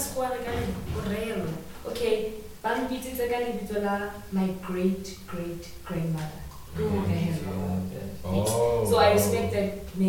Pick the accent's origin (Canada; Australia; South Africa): South Africa; East Rand, Gauteng; I grew up in the East Rand, you know, primary and all that.